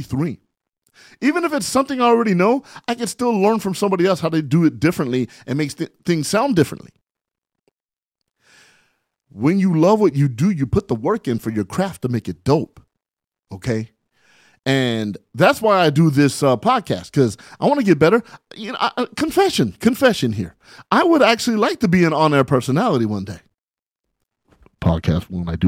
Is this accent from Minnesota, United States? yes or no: no; San Bernardino, California, United States; here I am from San Bernardino, California, you know, 43 years old, living my dream.